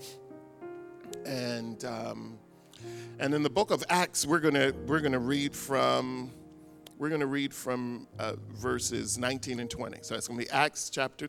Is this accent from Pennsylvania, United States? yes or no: yes; Philadelphia, Pennsylvania, United States; I grew up in Philadelphia